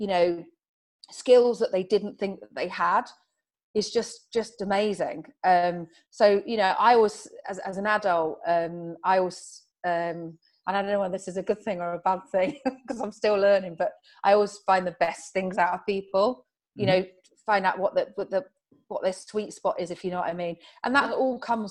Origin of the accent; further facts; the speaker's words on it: Farnborough, South East England, United Kingdom; I was brought up in Farnborough